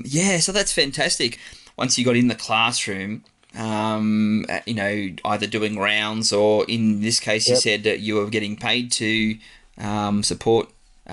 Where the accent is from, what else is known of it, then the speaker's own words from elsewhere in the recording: Bendigo, Victoria, Australia; I'm a Bendigo man.